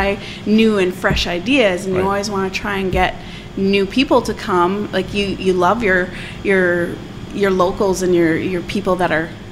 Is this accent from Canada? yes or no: yes; Mitchell, Steinbach, Grunthal area, Manitoba, Canada; I grew up in Mitchell, Steinbach, Grunthal area